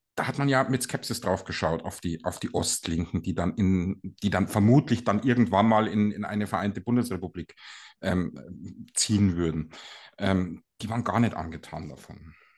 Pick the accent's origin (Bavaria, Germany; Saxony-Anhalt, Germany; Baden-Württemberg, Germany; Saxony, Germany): Bavaria, Germany; Ingolstadt; in Ingolstadt, wo ich herkomme